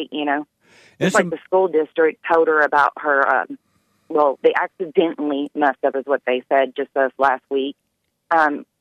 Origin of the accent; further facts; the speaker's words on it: Louisville, Kentucky, United States; we're from Louisville